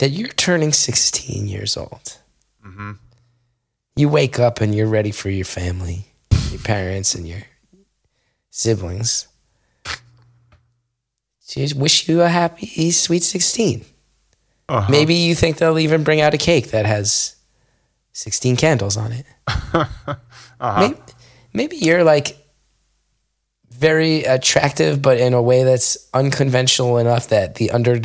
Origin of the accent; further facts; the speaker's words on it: Verona, New Jersey, United States; now in Los Angeles, United States; I grew up around Verona kids.